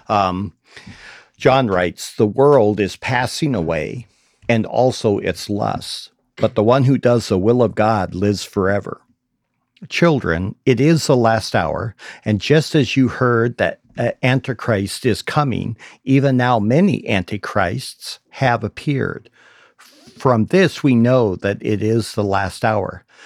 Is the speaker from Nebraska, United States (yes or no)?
no; Idaho, United States; I grew up in Idaho